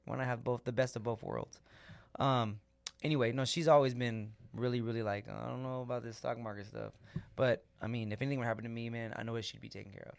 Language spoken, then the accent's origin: English; United States; we as American citizens